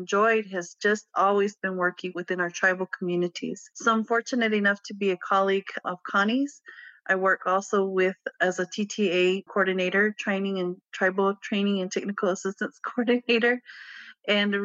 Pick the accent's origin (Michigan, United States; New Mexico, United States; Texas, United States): New Mexico, United States; Pueblo of Acoma; I grew up in the Pueblo of Acoma